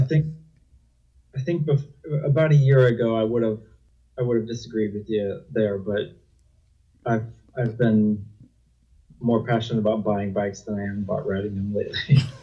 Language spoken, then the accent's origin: English; Illinois, United States; moved away as an adult; also born or lived in Wyoming / Utah; I'm originally from Illinois. I lived in Illinois for about 18 years